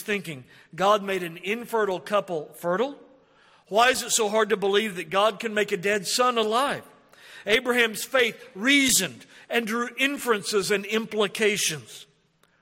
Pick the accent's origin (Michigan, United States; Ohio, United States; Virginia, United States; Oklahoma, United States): Oklahoma, United States; We're from Oklahoma